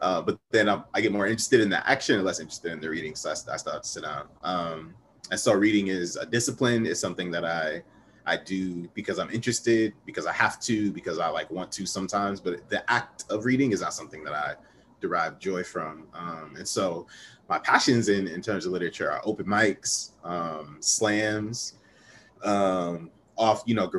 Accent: Ohio, United States; I'm from Ohio

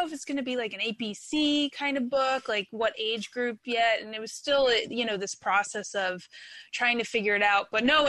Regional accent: Philadelphia, Pennsylvania, United States; now in Bay Area, United States; I grew up in Philadelphia

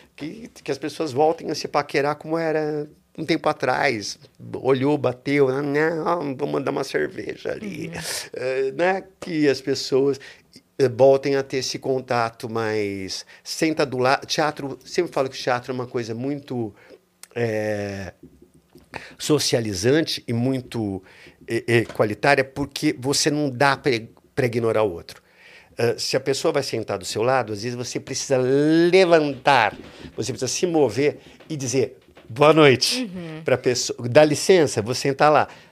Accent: São Paulo, Brazil; Eu nasci em São Paulo

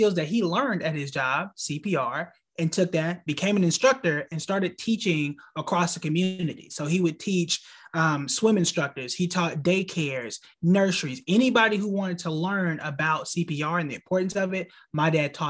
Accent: Tulsa, Oklahoma, United States; moved away as an adult; also born or lived in Hampton, Virginia; now in North Carolina, United States; born and raised in the heart of Black Wall Street, Tulsa, Oklahoma. I spent really my entire life up until college there

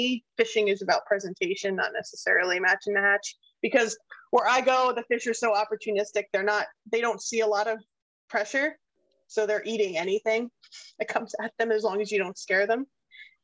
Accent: Pennsylvania, United States; I grew up with him in Pennsylvania

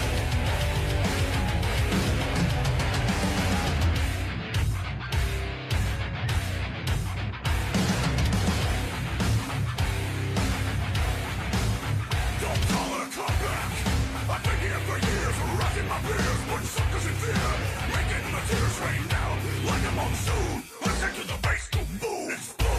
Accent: Georgia, United States; we're from Georgia

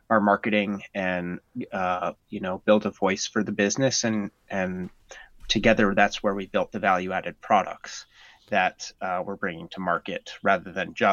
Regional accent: Norway; also born or lived in United States; I my dad was in the military, and so I grew up mostly in Norway uh, but when I was really young, we moved all over the United States

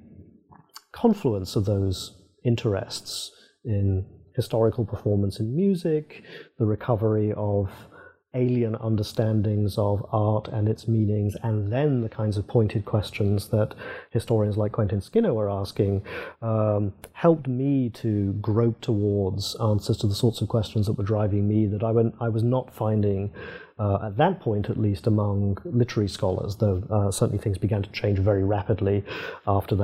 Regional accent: England, United Kingdom; moved away as an adult; also born or lived in Princeton, United States; I was British rather than English

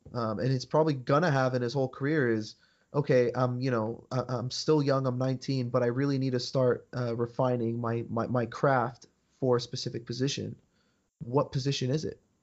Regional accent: United States; we're from the United States

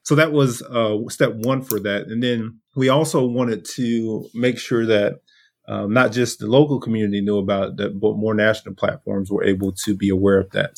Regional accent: Brunswick, Georgia, United States; also born or lived in Washington, D.C.; I'm from Brunswick, Georgia, uh, deep South Georgia.

